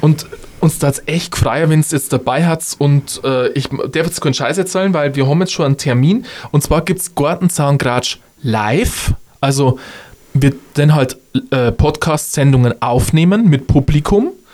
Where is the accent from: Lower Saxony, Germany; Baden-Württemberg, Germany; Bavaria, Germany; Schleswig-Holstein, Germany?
Bavaria, Germany; Upper Palatinate; bei uns in der Oberpfalz